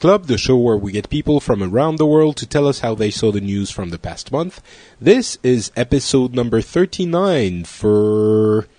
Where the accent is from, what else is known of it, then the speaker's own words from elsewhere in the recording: South Africa; No, I'm from South Africa.